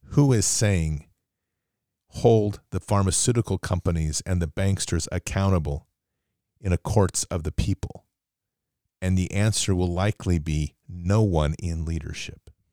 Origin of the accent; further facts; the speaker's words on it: United States; growing up in the United States